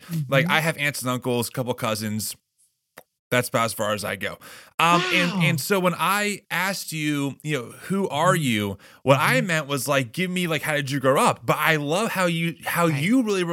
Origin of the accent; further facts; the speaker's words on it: East Coast, United States; also born or lived in Delanco, New Jersey; I'm an East Coast guy myself